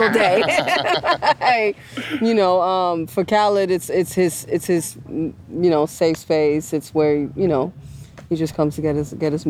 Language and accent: English; Germany; now in Miami, United States; I grew up in Germany, but live here now